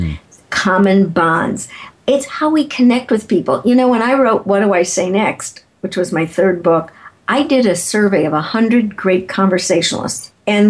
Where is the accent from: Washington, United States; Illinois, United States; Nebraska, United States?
Illinois, United States; Chicago; If you find out that I'm from Chicago and you're from Chicago and we both like deep dish pizza